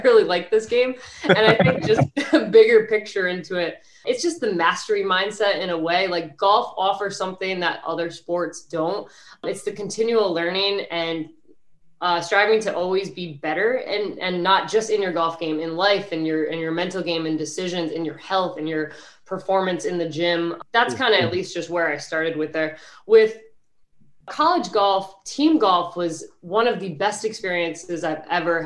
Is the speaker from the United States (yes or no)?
yes; New York, United States; I'm originally from New York, so the tri-state area